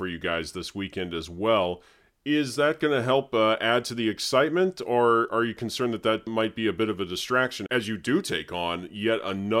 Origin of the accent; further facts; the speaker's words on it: Indiana, United States; moved away; Indianapolis is a program that is from my home state.